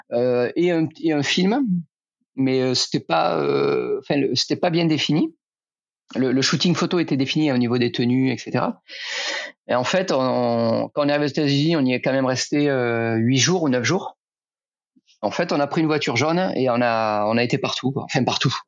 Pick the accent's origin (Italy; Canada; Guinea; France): France; Rodez, Occitania; now in Dijon, France; ça fait longtemps que je suis parti de Rodez, et c'est là où j'ai grandi.